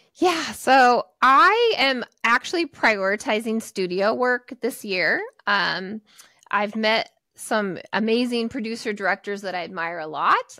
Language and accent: English; Portland, Oregon, United States; I'm in Portland, Oregon, so I grew up here in the Pacific Northwest.